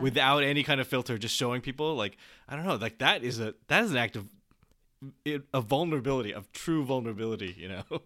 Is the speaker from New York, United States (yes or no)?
no; San Jose, California, United States; born or raised there